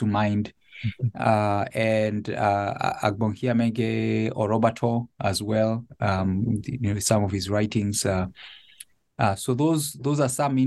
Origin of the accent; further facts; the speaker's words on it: Nairobi, Kenya; moved away as an adult; now in Connecticut, United States; I was born and raised in Nairobi. My family lived there until this transition to Connecticut.